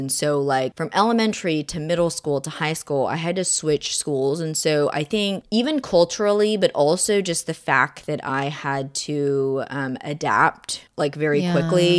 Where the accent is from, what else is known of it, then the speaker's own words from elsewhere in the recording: United States; obviously I'm Korean American, but sometimes I think being in a predominantly non-Asian society did sometimes make me not appreciate my heritage as much